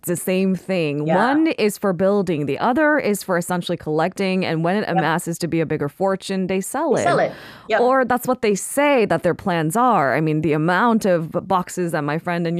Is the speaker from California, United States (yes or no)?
yes; California, United States; now in South Korea; When I was growing up in California